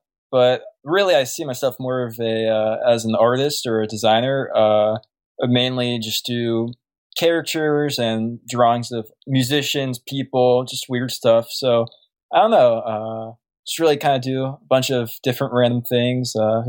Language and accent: English; Pittsburgh, Pennsylvania, United States; I'm from Pittsburgh.